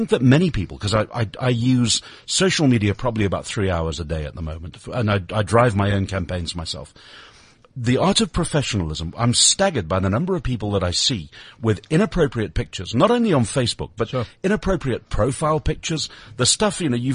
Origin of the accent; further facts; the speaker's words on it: Lancashire, North West England, United Kingdom; now in South Africa; my local football team from where I was born in Lancashire